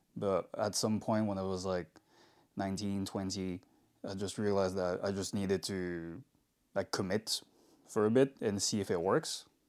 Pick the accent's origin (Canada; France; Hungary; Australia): France; Paris, Île-de-France; moved away as an adult; also born or lived in London; I also really wanted to move out of France because I'm from Paris.